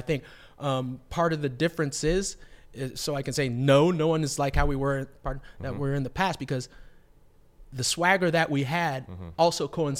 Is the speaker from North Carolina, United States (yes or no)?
no; Los Angeles, California, United States; So, but also the way I like to put it is that I'm an LA kid. I'm from Los Angeles.